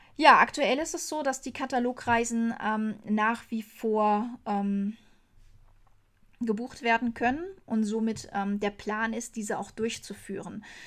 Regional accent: Germany; als Deutsche

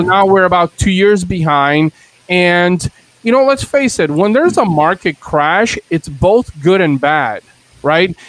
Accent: Bulgaria; now in United States; I was born in Bulgaria in Eastern Europe

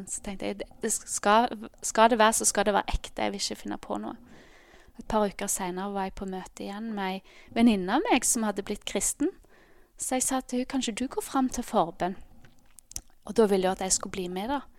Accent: Ålgård, Rogaland, Norway; now in Bergen, Norway; Eh, men jeg er egentlig fra Ålgård, som er ja, halvtimes tid ut Stavanger.

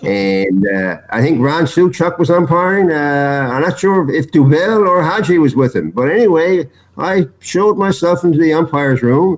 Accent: Canada; I think the Jays, being a Canadian.

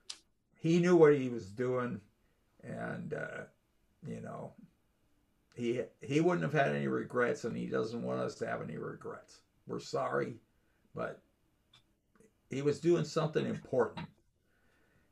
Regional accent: Los Angeles, California, United States; when I was a kid in growing up in California in Los Angeles

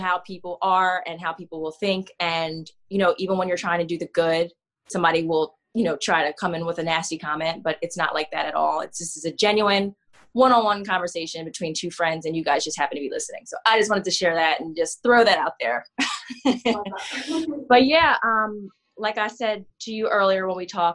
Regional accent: Coatesville, Pennsylvania, United States; moved away as an adult; now in Philadelphia, United States; I'm from Coatesville, Pennsylvania. It's about 45 minutes from Philly. I've lived in Philly since 2012

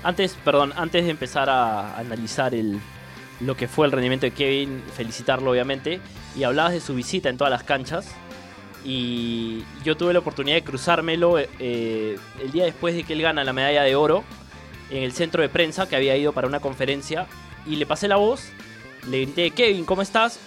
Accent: Peru; como periodista peruano

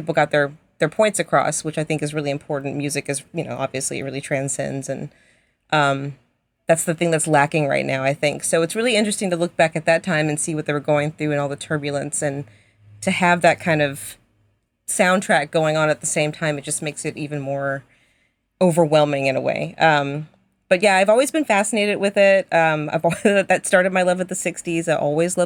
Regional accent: Berkeley, California, United States; I was born in Berkeley

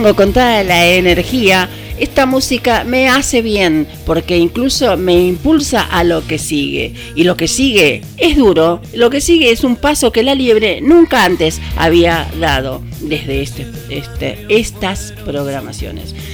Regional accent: Argentina; ¿Qué nos está pasando como argentinos?

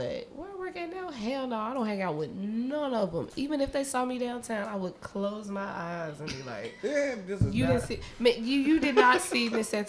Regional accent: Memphis, Tennessee, United States; I'm the nigga from Memphis.

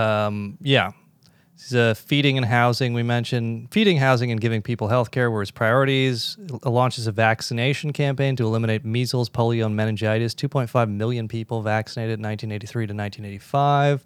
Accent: United States; as an American

